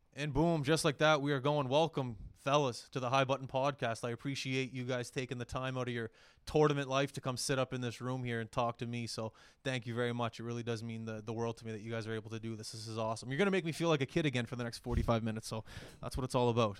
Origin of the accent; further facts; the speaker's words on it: Halifax, Nova Scotia, Canada; I'm from Halifax.